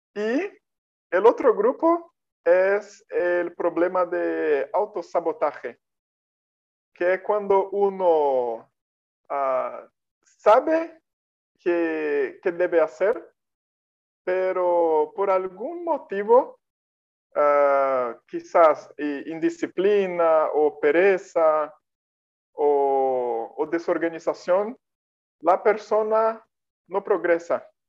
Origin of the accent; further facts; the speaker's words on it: Brazil; first language Portuguese; Spanish is a second language; soy de Brasil